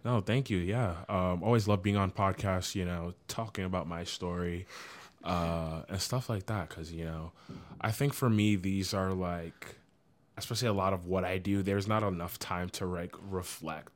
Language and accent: English; Providence, Rhode Island, United States; I'm from Providence, Rhode Island